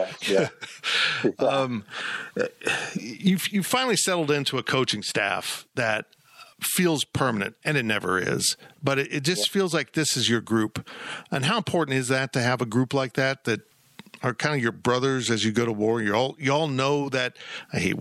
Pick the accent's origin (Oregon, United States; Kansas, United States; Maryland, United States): Kansas, United States; Salina; also born or lived in West Palm Beach, Florida / Columbia, Missouri; I moved to Salina, Kansas, at age four. And, you know, Kansas is all I know